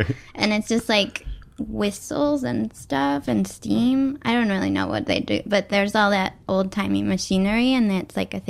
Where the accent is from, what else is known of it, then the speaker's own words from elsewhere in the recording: Schodack, New York, United States; moved away as an adult; also born or lived in New Mexico; now in New York City, United States; I grew up in upstate New York in a town called Skodak.